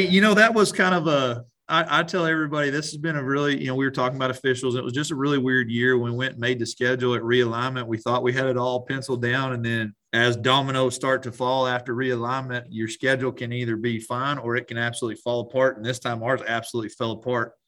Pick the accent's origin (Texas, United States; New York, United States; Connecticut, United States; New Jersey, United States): Texas, United States; Strawn; I grew up in Strawn, Texas